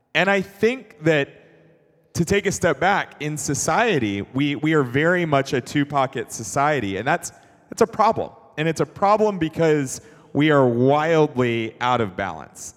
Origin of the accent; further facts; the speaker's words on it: Atlanta, Georgia, United States; I grew up in Atlanta